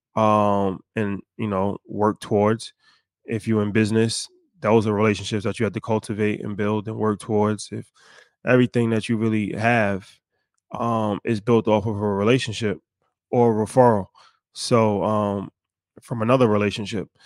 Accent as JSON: {"language": "English", "country": "United States", "tie": "born or raised there", "said": "how we were raised in America"}